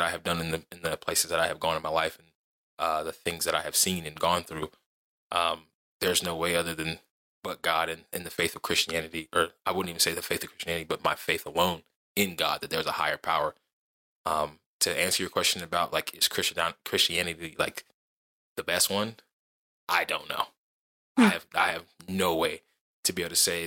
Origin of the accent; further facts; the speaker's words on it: Mississippi, United States; moved away; also born or lived in Dover, Delaware; I'm from Mississippi because like that's where I grew up a lot. Most of my childhood